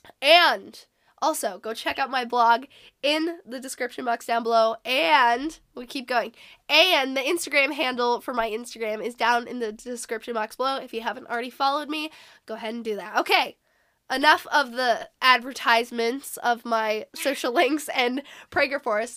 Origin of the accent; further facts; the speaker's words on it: Washington, United States; moved away; I moved back to my hometown in Washington